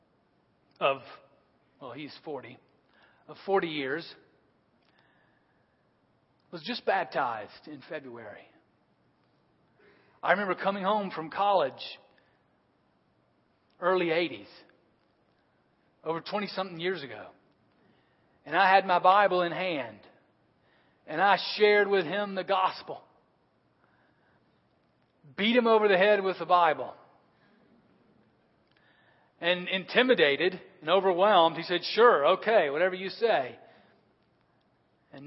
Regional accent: United States; I'm from America. I'm a seminary student

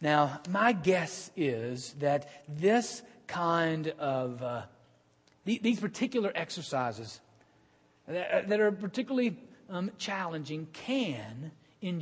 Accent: Birmingham, Alabama, United States; now in Cincinnati, United States; in my hometown in Birmingham

